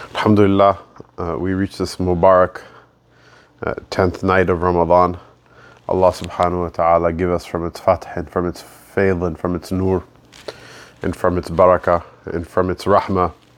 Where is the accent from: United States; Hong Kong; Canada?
United States; the Pakistani identity, which I was raised in, even though I was born in America, but I was raised being told I'm a Pakistani.